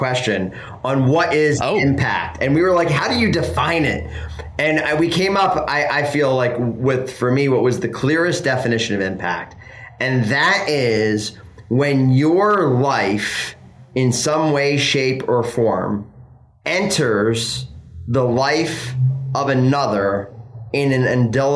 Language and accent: English; Philadelphia, Pennsylvania, United States; moved away; I grew up in Philly. I'm an East Coast guy.